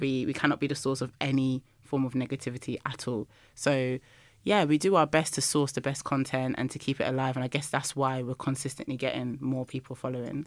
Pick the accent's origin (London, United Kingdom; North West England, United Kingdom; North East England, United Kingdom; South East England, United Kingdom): London, United Kingdom; I'm from London